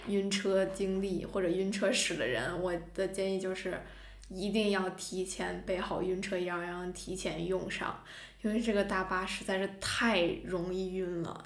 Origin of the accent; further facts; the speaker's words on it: northern China, China; 我是一个北方人